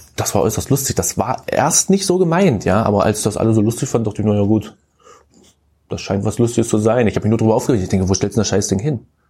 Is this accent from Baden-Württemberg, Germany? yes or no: no; Köthen, Saxony-Anhalt, Germany; Also, also ich bin gebürtiger Köthen